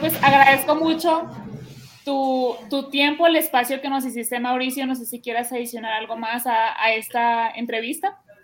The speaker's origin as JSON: {"language": "Spanish", "town": "Hermosillo", "region": "Sonora", "country": "Mexico", "said": "yo te cuento que soy de Sonora, ¿no? Soy del de, Hermosillo, Sonora"}